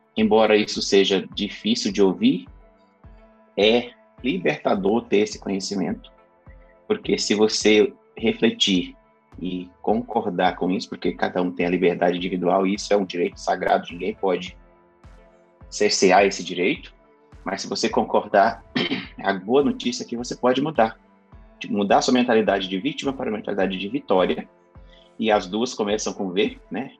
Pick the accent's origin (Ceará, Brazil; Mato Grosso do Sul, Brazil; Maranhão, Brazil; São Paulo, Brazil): Maranhão, Brazil; Carolina; moved away; eu nasci numa cidade que se chama Carolina, fica no sul do estado do Maranhão, em um bairro, no, talvez o mais pobre, talvez não, com certeza o mais pobre bairro dessa cidade. Foi onde eu cresci